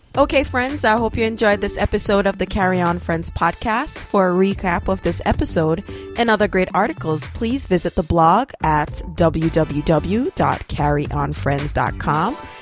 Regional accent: Jamaica; being Caribbean and being a Jamaican

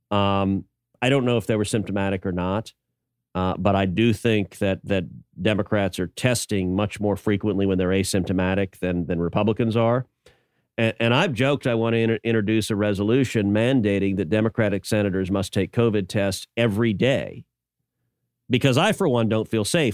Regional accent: Houston, Texas, United States; growing up in Houston, when I was a little kid

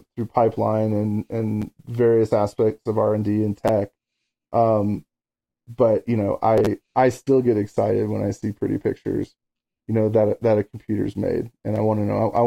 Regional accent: Phoenix, Arizona, United States; in Phoenix. Where I was born and raised

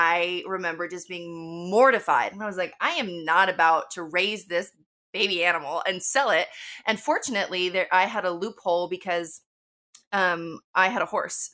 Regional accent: Wilton, California, United States; I was raised in Sacramento, actually more specifically in Wilton, which is kind of a, like, small rural area

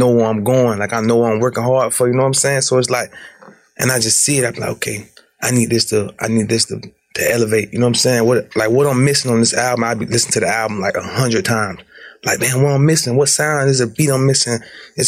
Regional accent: Jacksonville, Florida, United States; also born or lived in East Chicago, Indiana; I was born in East Chicago, Indiana, but I had moved to Florida, Jacksonville, like 2 years old

